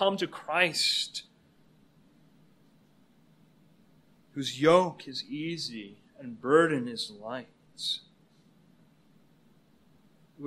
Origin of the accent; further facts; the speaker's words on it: Canada; now in United States; Canada is my home country.